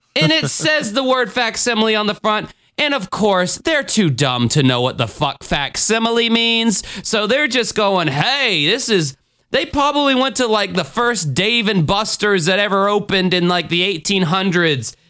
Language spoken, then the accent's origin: English; Jacksonville, Florida, United States; I did a tour of Jacksonville, Florida on there. So if you wanna see my hometown